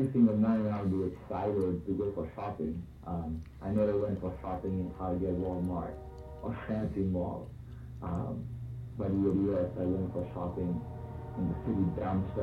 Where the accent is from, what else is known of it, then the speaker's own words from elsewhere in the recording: Kolkata, West Bengal, India; accent: Indian; growing up in India, particularly in Calcutta